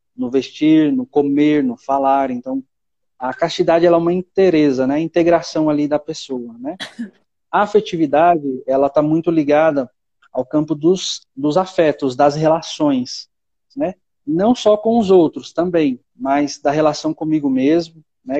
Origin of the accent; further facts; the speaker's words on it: São Paulo, Brazil; moved away as an adult; eu sou natural de São Paulo, é São Paulo capital.